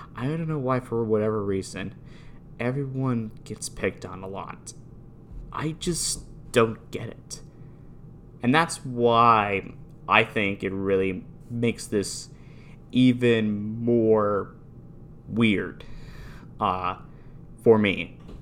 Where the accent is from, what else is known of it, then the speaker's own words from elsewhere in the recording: Newtown, Connecticut, United States; I am from Newtown, Connecticut.